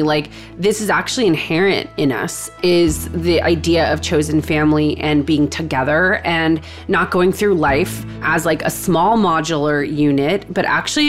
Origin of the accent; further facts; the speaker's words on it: Texas, United States; now in New York City, United States; But I've lived in New York City for a long time. I'm from Texas. I am an only child from Texas.